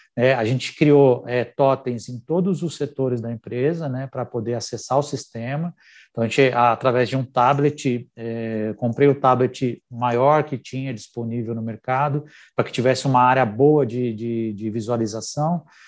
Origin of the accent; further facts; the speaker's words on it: Brazil; A gente vive num país onde empreender é um desafio